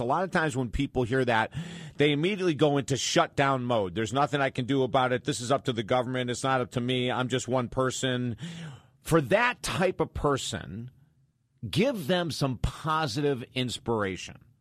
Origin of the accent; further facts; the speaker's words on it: Syracuse, New York, United States; moved away; I'm from Syracuse, New York, right down the road, originally from Syracuse, New York